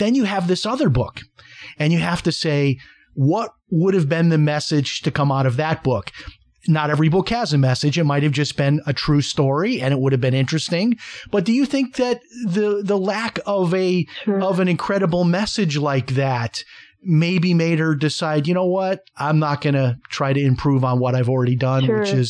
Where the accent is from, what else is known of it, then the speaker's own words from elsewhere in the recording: Chicago, Illinois, United States; I grew up in Chicago in an all-white neighborhood. I did not have any Black friends or any Black kids that I played with or was even around until I went to high school.